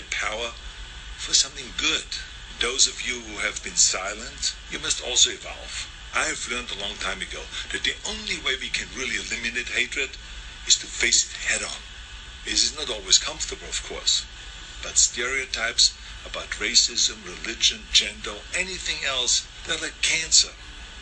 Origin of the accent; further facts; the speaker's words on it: Austria; now in United States; I was born in Austria in 1947, shortly after the Second World War. And growing up, I was surrounded by broken men.